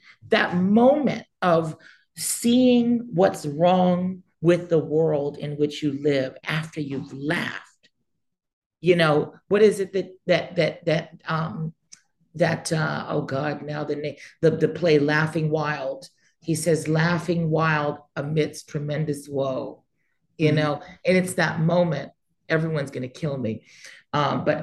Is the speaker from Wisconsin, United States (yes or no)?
no; Santa Monica, California, United States; I was born in Santa Monica.